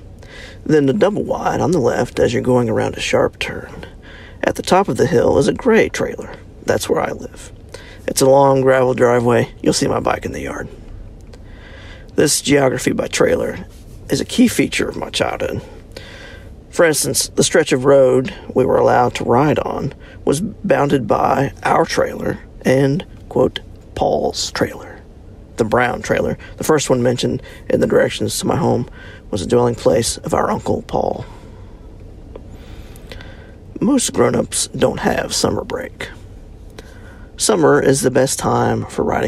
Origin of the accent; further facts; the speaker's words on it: Alum Creek, West Virginia, United States; accent: Appalachian; Growing up in Alum Creek, West Virginia